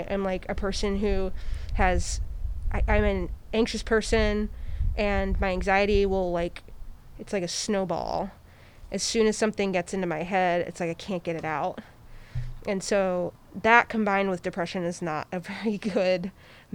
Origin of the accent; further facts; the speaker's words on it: Iowa City, Iowa, United States; moved away as an adult; now in Portland, United States; I'm from the Midwest. I'm from a city of 80,000 people in Iowa called Iowa City